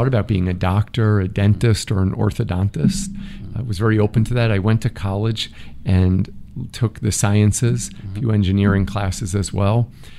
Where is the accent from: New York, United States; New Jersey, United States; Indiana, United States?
New York, United States; Massapequa; We lived near the water. Mm-hmm. So in Massapequa, which mm-hmm. is about an hour from New York City in Nassau County.